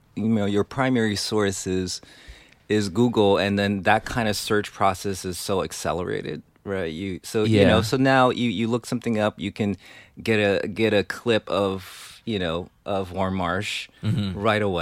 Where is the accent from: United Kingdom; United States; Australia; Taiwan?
Taiwan; like when I grew up in Taiwan, you weren't going to get Machine Gun.